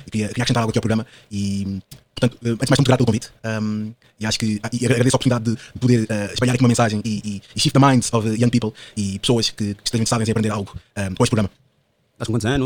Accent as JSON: {"language": "Portuguese", "country": "Portugal", "tie": "born there", "said": "Eu nasci em Portugal, portanto a minha cultura, pá, é toda europeia."}